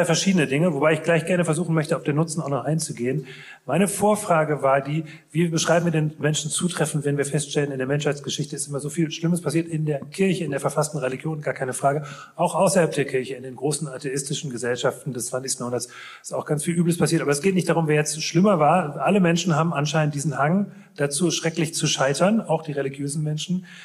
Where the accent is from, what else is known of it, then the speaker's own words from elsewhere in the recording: Rhineland, Germany; wer bin ich, das zu beurteilen, ne? als, als Rheinländer?